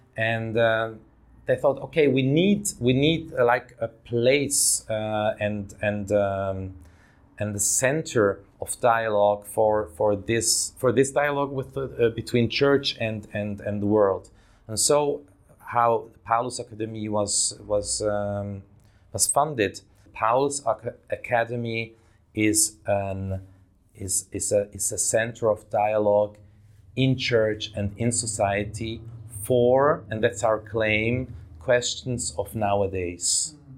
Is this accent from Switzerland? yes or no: yes; Davos, Graubünden, Switzerland; now in Zurich, Switzerland; I grew up in Switzerland, in that little Swiss town, uh, of Davos, in the mountains.